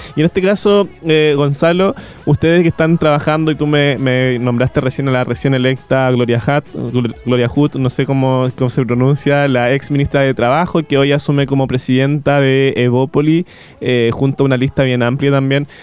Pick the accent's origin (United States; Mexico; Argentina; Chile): Chile